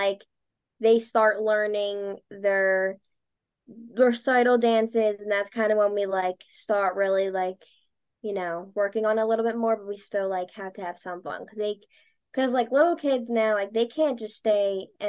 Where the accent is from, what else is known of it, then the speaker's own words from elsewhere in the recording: Delaware County, Pennsylvania, United States; also born or lived in Drexel Hill, Pennsylvania / Springfield, Pennsylvania; I grew up born and raised in Delco